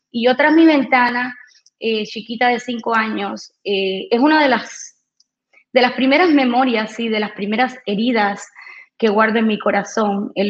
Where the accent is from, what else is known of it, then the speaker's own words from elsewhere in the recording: Cuba; born there; Eh, pues nací en Cuba, eh, vengo de, una familia, una familia compuesta de un bando de muy revolucionarios